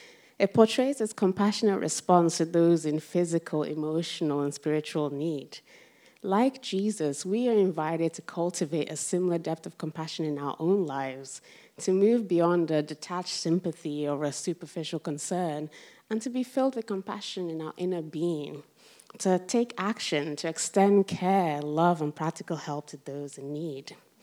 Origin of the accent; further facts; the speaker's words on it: Rotherham, Yorkshire and the Humber, United Kingdom; see, Rotherham's basically this small town in the middle of South Yorkshire. And as you can imagine, growing up in Rotherham in the 90s, you didn't come across a lot of black people, basically.